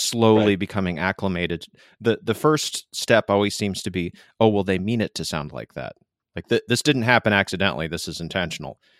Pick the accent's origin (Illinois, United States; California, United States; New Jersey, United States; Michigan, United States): Michigan, United States; moved away; I'm from Michigan originally